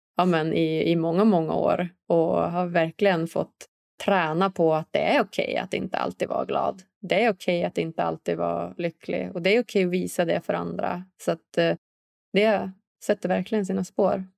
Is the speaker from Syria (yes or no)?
no; Umeå, Västerbotten County, Sweden; jag är själv uppvuxen här i, i Umeå, en liksom norrländsk stad